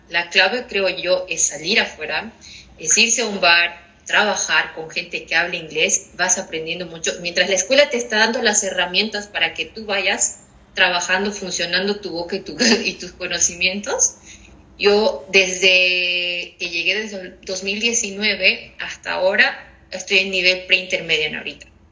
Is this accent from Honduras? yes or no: no; Bolivia; moved away as an adult; now in Ireland; soy de Bolivia.